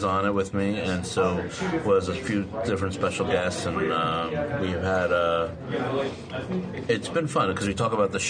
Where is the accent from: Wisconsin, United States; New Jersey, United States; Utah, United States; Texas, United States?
New Jersey, United States; Burnsville; where I grew up in Burnsville, New Jersey, there is an old story of a house that I actually lived